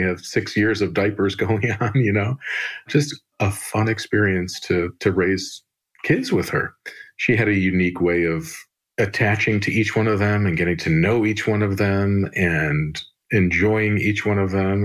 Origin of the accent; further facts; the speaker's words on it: Chicago, Illinois, United States; I was born and raised here in Chicago